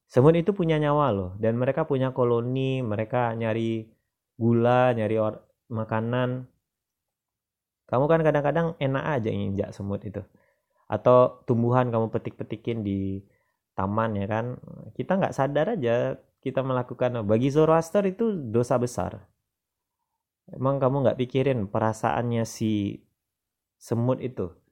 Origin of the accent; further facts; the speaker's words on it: West Sumatra, Indonesia; filsafat alam Minangkabau nah, ini filsafat lokal dari daerah saya